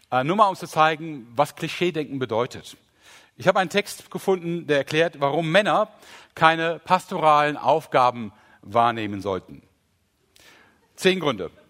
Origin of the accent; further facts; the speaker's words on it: Rhineland, Germany; ach, meine Güte, ich bin Rheinländer, ich kann CH und SCH nicht unterscheiden.